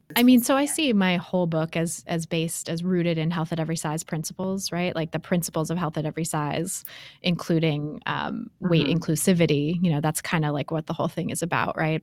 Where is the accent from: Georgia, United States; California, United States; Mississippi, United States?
California, United States; Bay Area; I grew up in the Bay Area